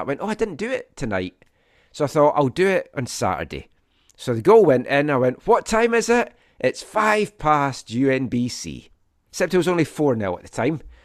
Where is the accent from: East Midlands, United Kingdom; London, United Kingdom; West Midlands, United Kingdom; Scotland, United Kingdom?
Scotland, United Kingdom; now in Vancouver, Canada